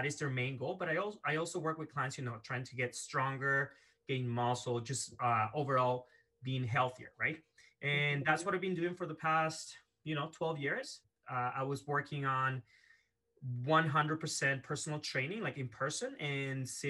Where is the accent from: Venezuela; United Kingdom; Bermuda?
Venezuela; moved away as an adult; now in Canada; I was born and raised in Venezuela in South America. And at the age of 18, I moved to Canada